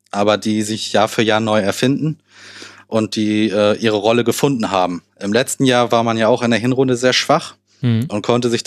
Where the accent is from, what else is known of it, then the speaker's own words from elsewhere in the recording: Hamburg, Germany; da gucke ich als Hamburger natürlich auch drauf.